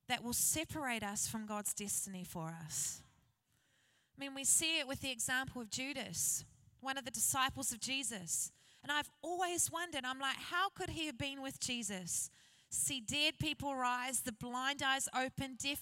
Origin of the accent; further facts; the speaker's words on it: New Zealand; I grew up in New Zealand in a place called Hikitaia.